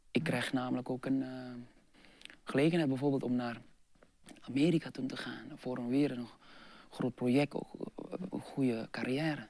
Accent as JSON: {"language": "Dutch", "region": "Jakarta", "country": "Indonesia", "also_born_or_lived": "Eindhoven, Netherlands", "second_language": "Dutch", "moved": "yes", "said": "Ik zei van, nou Jakarta"}